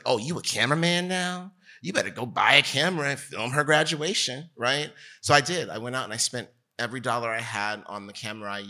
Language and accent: English; New Jersey, United States; I'm from New Jersey. I'm Bridge and Channel. For sure, you know, and I'm from the New York side of New Jersey, and we grew up